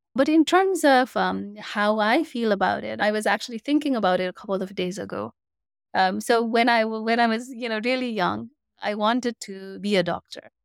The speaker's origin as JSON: {"language": "English", "country": "Nepal", "also_born_or_lived": "Singapore / Canada", "moved": "as an adult", "lives_now": "United States", "said": "my home country, Nepal."}